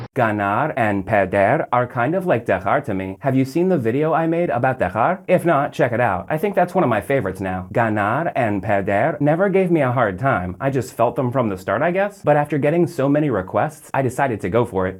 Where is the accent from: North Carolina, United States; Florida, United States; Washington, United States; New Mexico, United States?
Florida, United States; Orlando; from my hometown here in Orlando